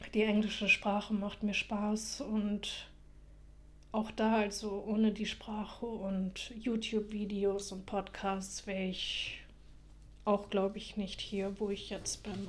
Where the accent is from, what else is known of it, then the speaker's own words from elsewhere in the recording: Germany; accent: German; ich schäme mich halt für meinen deutschen Akzent